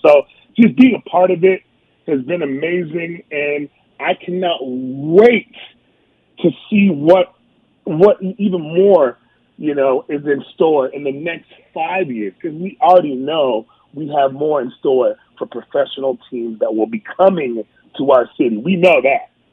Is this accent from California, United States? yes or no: yes; Southern California, United States; now in Las Vegas, United States; growing up in Southern California